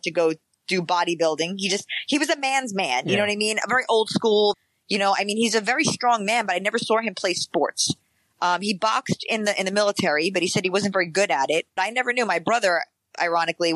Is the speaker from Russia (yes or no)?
no; New York City, New York, United States; growing up in the Bronx